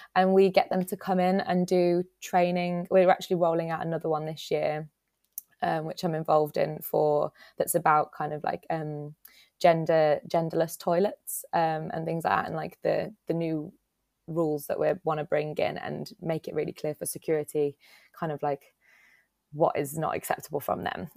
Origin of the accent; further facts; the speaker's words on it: Dudley, West Midlands, United Kingdom; moved away as an adult; now in Nottingham, United Kingdom; I'm from Dudley, which is, like, near Birmingham